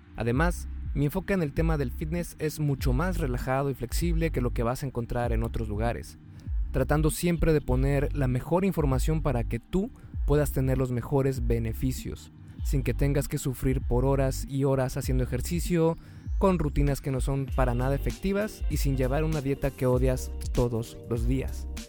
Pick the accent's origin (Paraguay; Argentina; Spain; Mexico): Mexico; Yo soy mexicano